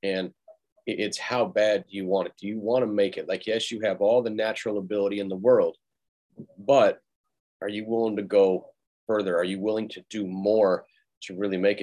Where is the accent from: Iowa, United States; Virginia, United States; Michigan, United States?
Michigan, United States; Detroit; I grew up in Detroit